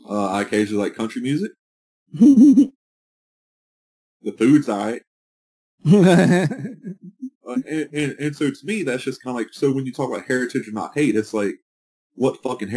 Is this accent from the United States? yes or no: yes; North Carolina, United States; what exactly is my heritage, being from North Carolina, being from the South, you know, and growing up around Confederate monuments. You know, growing up in the South, we've always learned, like, Civil War history